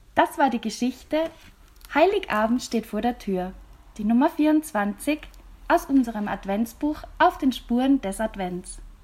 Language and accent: German; Austria; bei uns in Österreich